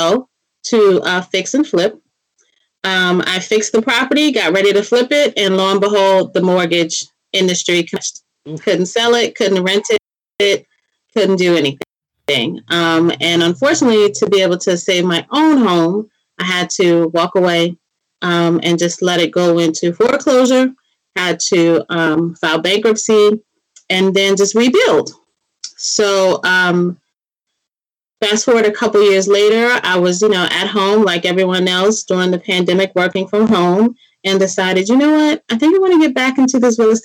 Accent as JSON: {"language": "English", "area": "D.C.", "region": "Maryland area", "country": "United States", "said": "I am from the Maryland area, right outside of Washington, D.C."}